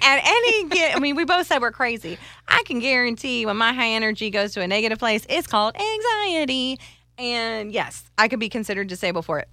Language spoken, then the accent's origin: English; Ireland; I'm Irish